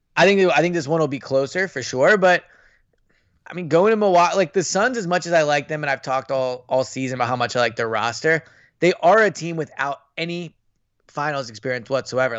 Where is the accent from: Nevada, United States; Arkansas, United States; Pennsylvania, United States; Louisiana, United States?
Pennsylvania, United States; Philadelphia; I grew up in Philadelphia, like, I grew up loving Philadelphia sports